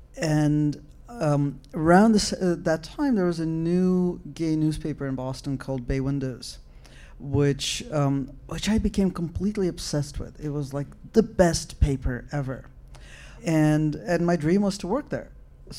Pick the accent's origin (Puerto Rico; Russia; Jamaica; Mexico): Russia; But I grew up in the Soviet Union, and my mother was a literary critic